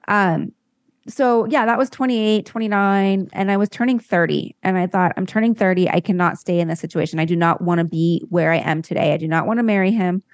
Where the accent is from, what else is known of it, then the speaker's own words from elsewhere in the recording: La Jolla, California, United States; I grew up in La Jolla, California